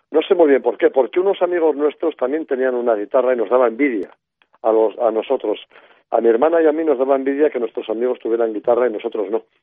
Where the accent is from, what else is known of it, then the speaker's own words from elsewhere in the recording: Spain; Sí, España profunda de Franco, una España en blanco y negro, con televisión en blanco y negro, etcétera, etcétera, ¿no?